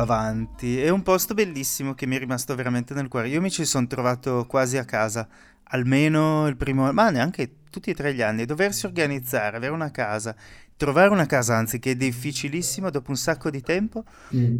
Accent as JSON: {"language": "Italian", "town": "Pordenone", "region": "Friuli-Venezia Giulia", "country": "Italy", "moved": "yes", "said": "io vengo da Pordenone"}